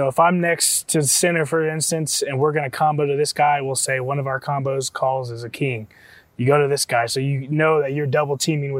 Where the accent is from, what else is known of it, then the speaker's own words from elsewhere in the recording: Kansas City, United States; I grew up in Kansas City.